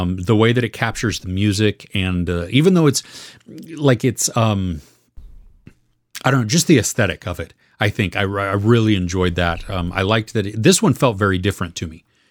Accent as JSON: {"language": "English", "country": "United States", "said": "as an American"}